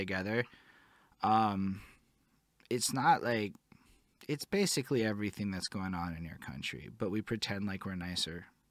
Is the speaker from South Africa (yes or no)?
no; Montreal, Quebec, Canada; I'm from Montreal